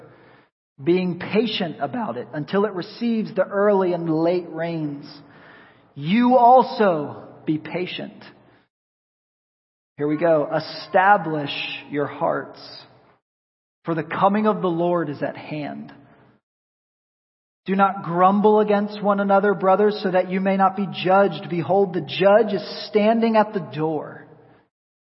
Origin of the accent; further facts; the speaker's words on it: rural Pennsylvania, United States; now in Tampa, United States; I grew up in the Northeast in rural Pennsylvania